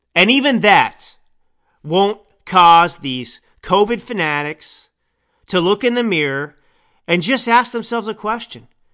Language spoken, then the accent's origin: English; Texas, United States; I grew up in Texas